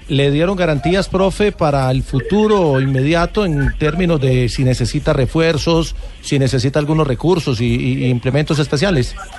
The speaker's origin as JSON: {"language": "Spanish", "country": "Argentina", "said": "Somos argentinos"}